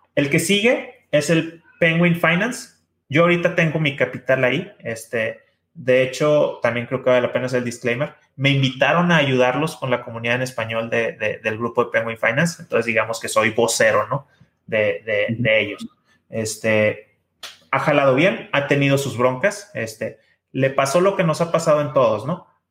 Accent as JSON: {"language": "Spanish", "country": "Mexico", "said": "los que somos mexicanos"}